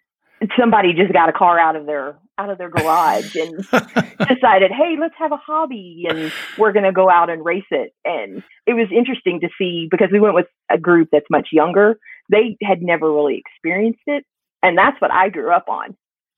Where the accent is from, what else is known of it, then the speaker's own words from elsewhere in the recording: Henderson, Kentucky, United States; moved away as an adult; also born or lived in Tennessee; now in Evansville, United States; Henderson, actually, which is just on the other side of Evansville. It's kind of like Minneapolis, St. Paul, the little suburbs and such. I grew up on the Kentucky side of the bridge.